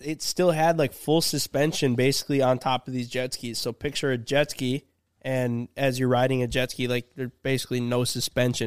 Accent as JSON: {"language": "English", "region": "Minnesota", "country": "United States", "said": "we're from Minnesota"}